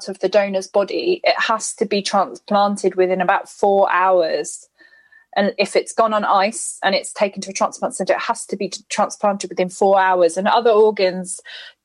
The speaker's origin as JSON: {"language": "English", "country": "United Kingdom", "said": "I'm white British"}